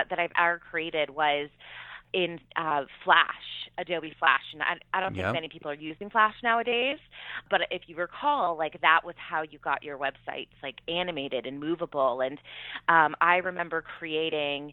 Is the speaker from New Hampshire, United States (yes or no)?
yes; New Hampshire, United States; I'm from New Hampshire